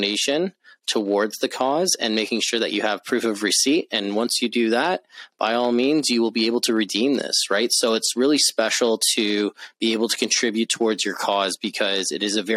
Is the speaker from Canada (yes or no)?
yes; Canada; I'm from Canada